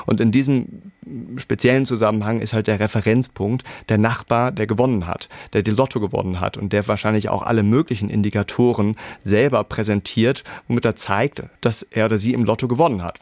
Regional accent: Hamburg, Germany; moved away as an adult; also born or lived in Berlin, Germany; now in Edinburgh, United Kingdom; meine Frau und ich, wir sind beide Hamburger

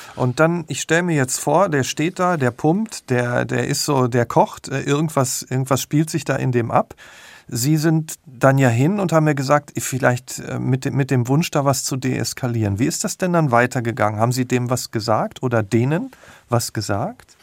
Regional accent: Selm, North Rhine-Westphalia, Germany; in Selmborg, das ist in der Nähe von Dortmund

